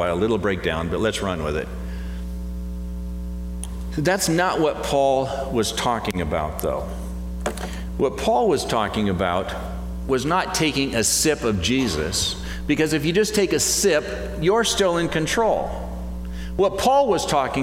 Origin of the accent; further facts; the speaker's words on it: United States; as an American